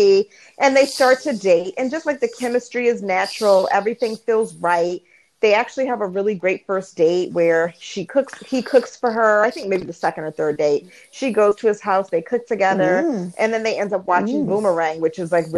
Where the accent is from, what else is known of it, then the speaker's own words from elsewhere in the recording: Baltimore, DC area, Maryland, United States; Like Baltimore, DC area, it's where I'm from.